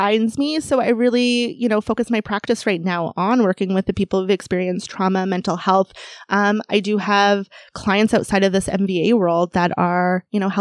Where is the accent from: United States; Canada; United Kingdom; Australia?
Canada; I was born in Canada